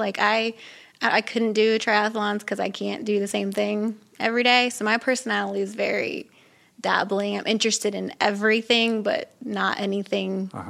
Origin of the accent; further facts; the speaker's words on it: Ohio, United States; I grew up in Ohio. Midwest.